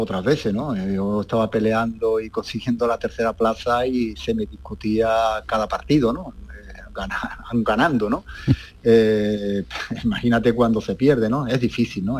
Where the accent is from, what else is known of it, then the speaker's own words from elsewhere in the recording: Spain; moved away as an adult; also born or lived in United Arab Emirates; después de tanto tiempo lejos de, mi ciudad, lejos de España, lejos de mi gente